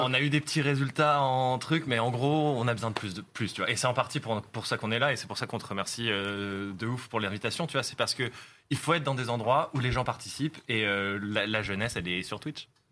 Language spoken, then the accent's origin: French; France; on est français, notre studio il est à Paris